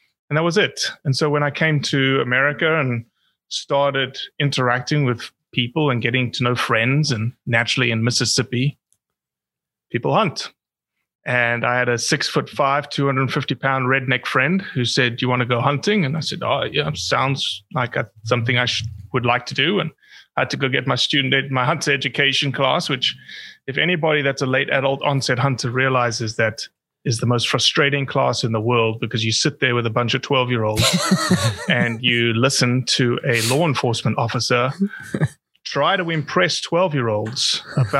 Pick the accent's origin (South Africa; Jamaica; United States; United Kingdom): South Africa; As a South African